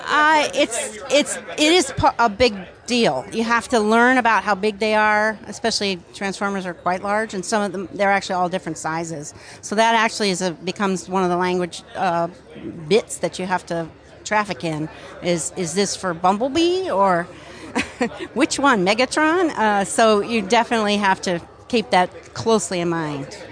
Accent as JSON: {"language": "English", "region": "East Coast", "country": "United States", "moved": "as an adult", "lives_now": "Los Angeles, United States", "said": "I'm from the East Coast"}